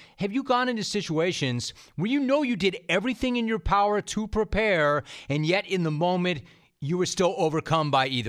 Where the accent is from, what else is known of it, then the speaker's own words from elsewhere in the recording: the San Fernando Valley, California, United States; I grew up in the Valley